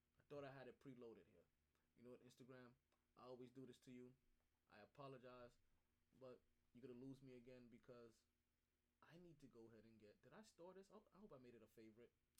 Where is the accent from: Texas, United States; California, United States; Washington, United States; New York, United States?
New York, United States; as a New Yorker myself